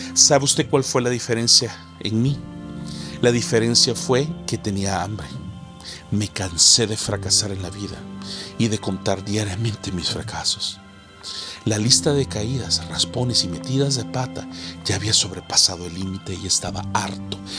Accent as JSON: {"language": "Spanish", "country": "El Salvador", "tie": "born or raised there", "also_born_or_lived": "United States", "moved": "as an adult", "lives_now": "Canada", "said": "cuando fui a El Salvador, mi tierra natal"}